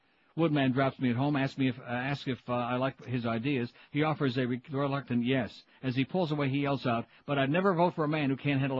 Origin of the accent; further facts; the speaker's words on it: United States; I'm an American tired of lies, and with our government, it's mostly lies.